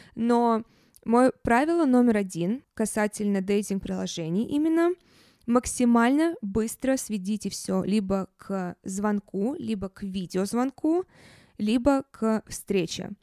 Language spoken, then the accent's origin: Russian; Saint Petersburg, Russia; also born or lived in Moscow; я сейчас в Петербурге, в моём родном городе.